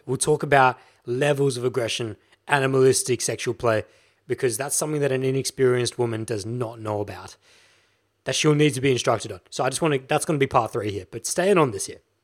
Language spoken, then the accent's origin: English; Australia; I'm an Australian guy